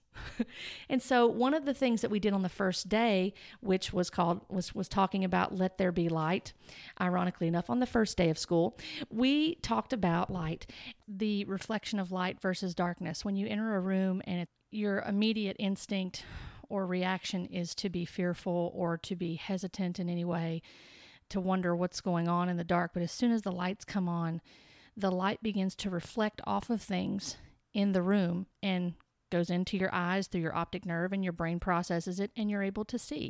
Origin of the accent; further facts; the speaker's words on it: United States; I am an American